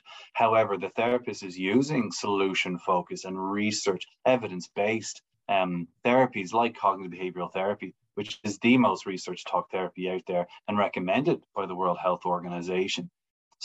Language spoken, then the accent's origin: English; Wicklow, Leinster, Ireland; accent: Irish; moved away as an adult; also born or lived in Melbourne, Australia; now in Brisbane, Australia; I'm from Wicklow in Ireland, just south of Dublin.